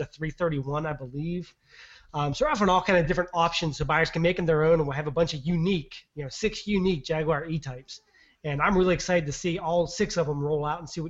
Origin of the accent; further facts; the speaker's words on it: United States; I'm American